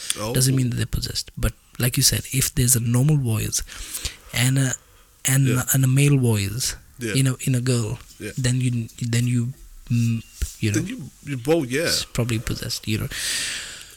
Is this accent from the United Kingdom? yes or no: no; India; we are from India